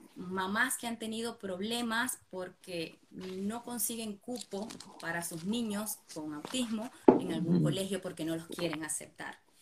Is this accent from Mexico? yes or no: no; Venezuela; now in Buenos Aires, Argentina; Vivimos en Buenos Aires, Argentina. Y bueno, eh, somos, somos inmigrantes, somos de Venezuela.